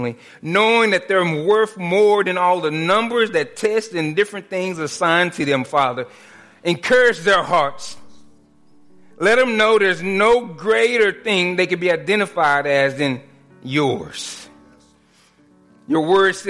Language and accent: English; Dallas, Texas, United States; The neighborhood I grew up in Dallas